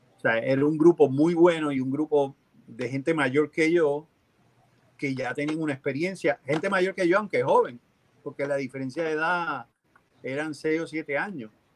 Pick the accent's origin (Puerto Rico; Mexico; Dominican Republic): Puerto Rico; moved away; yo que soy boricua